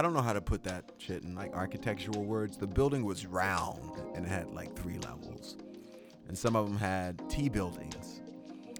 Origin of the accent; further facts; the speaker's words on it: Shreveport, Louisiana, United States; I grew up in Louisiana, Shreveport